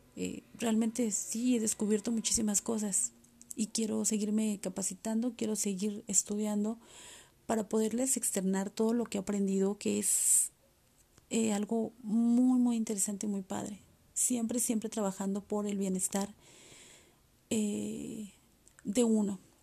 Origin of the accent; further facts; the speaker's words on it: Mexico; aquí en mi país, México